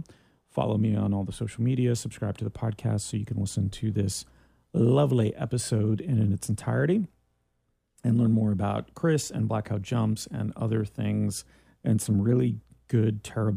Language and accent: English; Canada; I'm from Canada. When can you vote here?